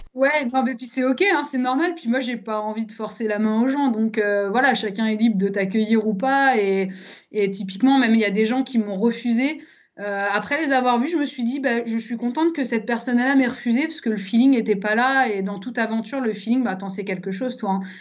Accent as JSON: {"language": "French", "area": "Savoie", "region": "Auvergne-Rhône-Alpes", "country": "France", "also_born_or_lived": "Paris", "moved": "yes", "lives_now": "Lyon, France", "said": "je suis savoyarde à la base"}